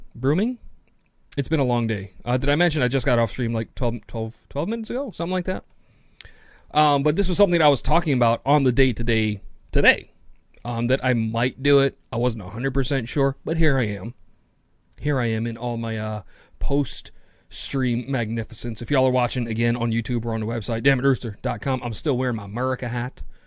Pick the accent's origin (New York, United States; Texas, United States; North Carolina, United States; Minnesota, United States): New York, United States; New York City; I'm a city kid. I'm from New York City